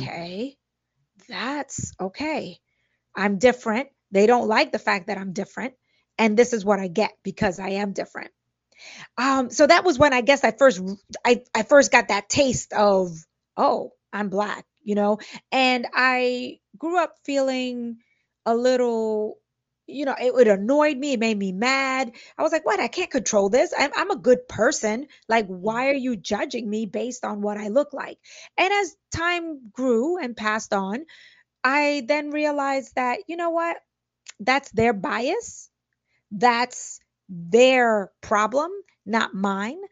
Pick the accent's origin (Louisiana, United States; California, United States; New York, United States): New York, United States; Brooklyn; I grew up in Brooklyn in a Spanish and, or Latino and Black neighborhood